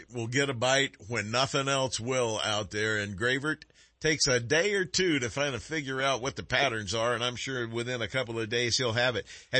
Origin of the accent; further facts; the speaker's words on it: California, United States; also born or lived in Kentucky / Tennessee; All of my family's from Kentucky, Tennessee, all that neck of the woods back there. My parents moved us out here when I was like 1 year old, so I came out kicking and screaming. So when I'm out of the state, and I don't want to admit I'm from California